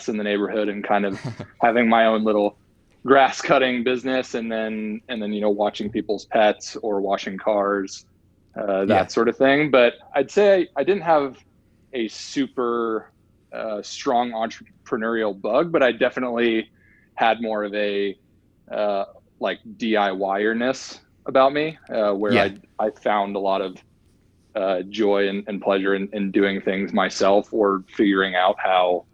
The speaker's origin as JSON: {"language": "English", "town": "Nashville", "region": "Tennessee", "country": "United States", "tie": "born or raised there", "said": "I'm originally from Nashville, Tennessee, actually a small town just west of Nashville, Tennessee called Bellevue"}